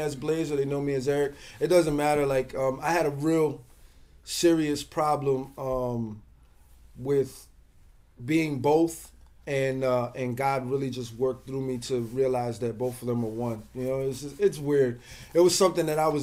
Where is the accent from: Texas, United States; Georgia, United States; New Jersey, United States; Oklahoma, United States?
New Jersey, United States; now in Bronx, United States; I'm originally from New Jersey